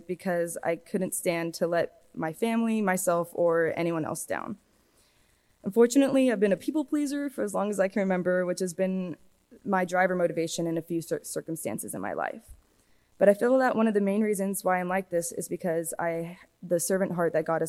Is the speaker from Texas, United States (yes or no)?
yes; Hereford, Texas, United States; also born or lived in Waco, Texas; I grew up in Hereford, Texas, up until my sophomore year when I moved to Waco